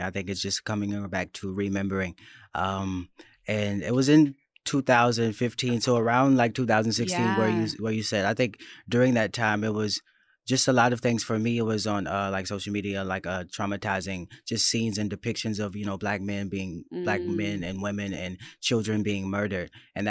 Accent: Florida, United States; born there; Yeah, I was born in Florida.

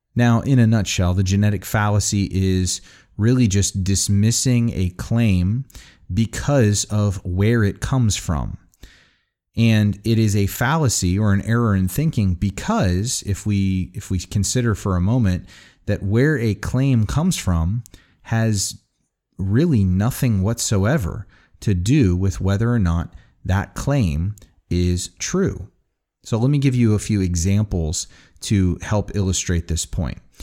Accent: United States; because I was born in the United States in the time in which I was born

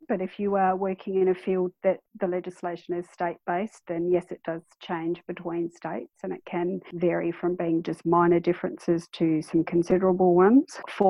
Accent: Adelaide, South Australia, Australia; moved away as an adult; also born or lived in Darwin, Australia / Sydney, Australia; now in South Australia, Australia; I moved to Darwin roughly 2001, 2002-ish. I'm originally from Adelaide, and I had moved there with my ex-husband, who was a nurse.

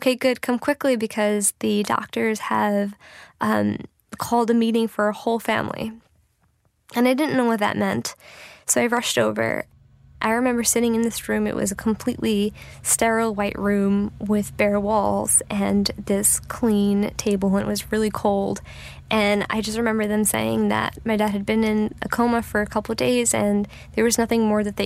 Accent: New York City, New York, United States; I'm from New York City. I was 8 years old when 9/11 happened

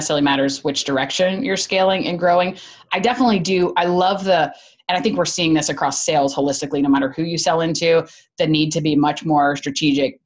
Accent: Chattanooga, Tennessee, United States; moved away as an adult; also born or lived in Georgia; I grew up in Chattanooga

